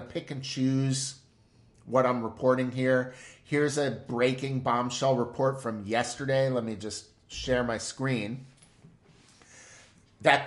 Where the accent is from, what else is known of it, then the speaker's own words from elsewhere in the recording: United States; as an American